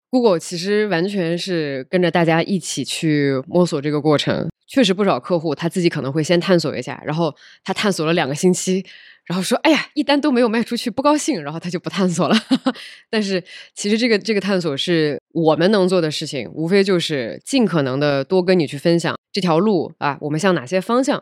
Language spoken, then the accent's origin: Chinese; southern China, China; moved away as an adult; also born or lived in United States / Europe / Nepal / Beijing; 我出生在北方，然后长大在中国的南方，然后之后其实在全世界的不同地方都混迹过一段时间。比如说这是在美国上的学，然后后来去欧洲工作过一段时间，然后后来又辗转去了尼泊尔工作了一段时间，然后后来在二零一六年的时候就回到了国内。其实本来就我是深圳人，唉，这个唉，就是 long story，但是我确实是深圳户口，所以我本来想回深圳工作